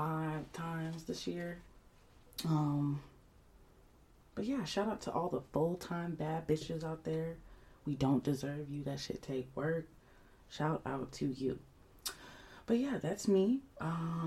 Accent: Atlanta, Georgia, United States; I'm Somali American, born and raised on the south side of Atlanta

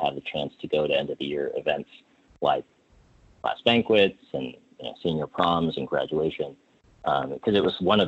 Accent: Minnesota, United States; moved away; I was born in Minnesota

